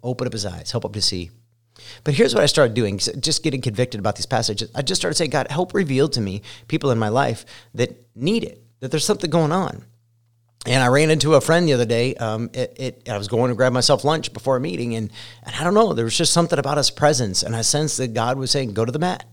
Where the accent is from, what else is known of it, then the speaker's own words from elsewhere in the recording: Ohio, United States; moved away as an adult; also born or lived in Colorado; now in Indiana, United States; I spent the first, uh, I don't know, twenty three years of my life in Ohio, and I identify more as a Buckeye